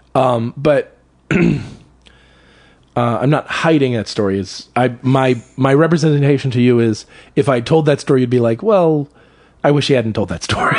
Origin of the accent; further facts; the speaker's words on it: Salisbury, Maryland, United States; moved away; Where I grew up in Maryland was a small town on the eastern shore of Maryland